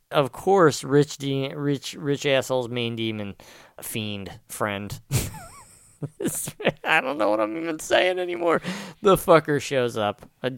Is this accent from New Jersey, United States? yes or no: yes; Pennsville, New Jersey, United States; This is my hometown I'm talking about, and it's a shithole